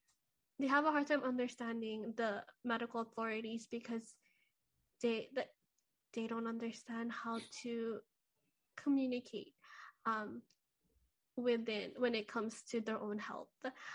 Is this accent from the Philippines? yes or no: yes; Philippines; And I think even as a Filipino, our biggest goals is to make sure that our families are well taken care of.